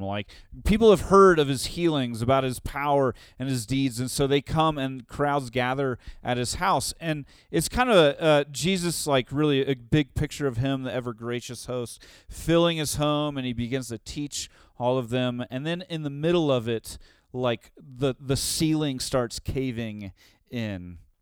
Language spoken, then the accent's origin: English; Tulsa, Oklahoma, United States; also born or lived in Saint Louis; now in Denver, United States; In Tulsa, where I grew up